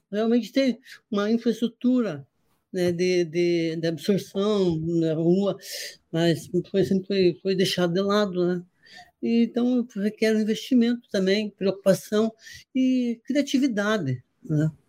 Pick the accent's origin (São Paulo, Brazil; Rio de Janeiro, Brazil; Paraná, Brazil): Paraná, Brazil; Curitiba; moved away as an adult; now in João Pessoa, Brazil; eu sou, né, me criei, trabalhei em Curitiba também, né? Grande parte do, do, do minha, minha política profissional foi em Curitiba, mas eu estou no Nordeste hoje, há 12 anos.